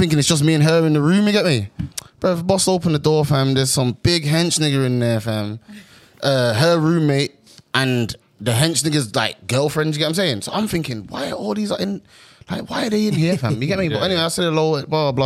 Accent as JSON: {"language": "English", "town": "Birmingham", "region": "West Midlands", "country": "United Kingdom", "said": "I'm from Birmingham."}